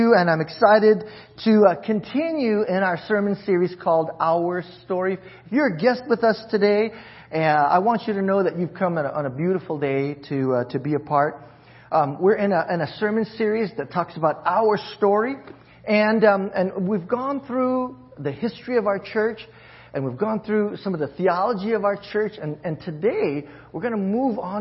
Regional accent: Hawaii, United States; moved away; I'm from Hawaii, and that's my where my heart leans towards

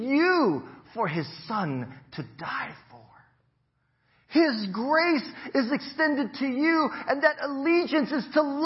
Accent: United States

